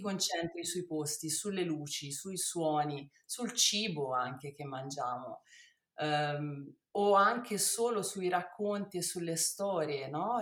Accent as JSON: {"language": "Italian", "town": "Rome", "region": "Lazio", "country": "Italy", "tie": "born or raised there", "moved": "yes", "lives_now": "Tuscany, Italy", "said": "sono nata a Roma e ho mio padre che è italiano e mia mamma"}